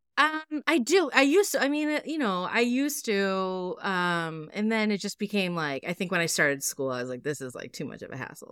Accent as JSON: {"language": "English", "region": "Massachusetts", "country": "United States", "tie": "born or raised there", "said": "my home state"}